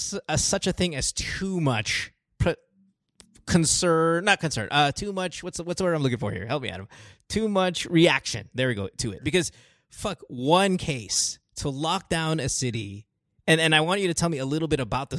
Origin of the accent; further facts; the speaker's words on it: Philippines; now in United States; me living in the U.S. and me being Filipino